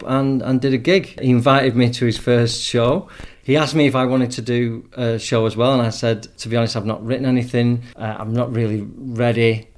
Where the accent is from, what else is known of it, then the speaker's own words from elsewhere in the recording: England, United Kingdom; moved away as an adult; now in Spain; I'm from England